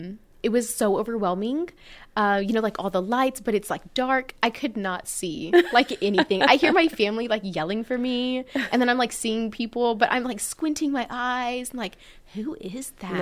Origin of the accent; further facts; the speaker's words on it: Floresville, Texas, United States; since I'm from Floresville, we have the Peanut Festival and we're one of like those last towns that hand make the dresses every year.